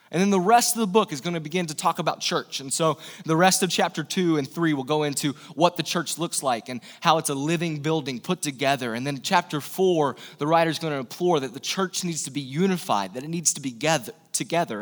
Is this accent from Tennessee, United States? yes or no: yes; East Tennessee, United States; I'm from the South. I'm from East Tennessee, Bible Belt